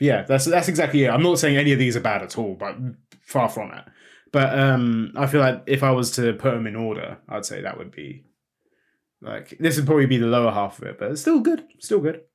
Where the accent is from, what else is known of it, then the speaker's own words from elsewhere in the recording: United Kingdom; we're British